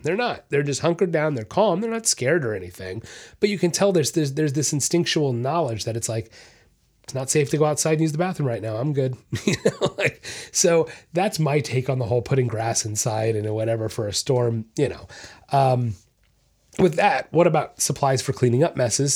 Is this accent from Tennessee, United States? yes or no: no; Orlando, Florida, United States; I'm from Orlando, that's where I was raised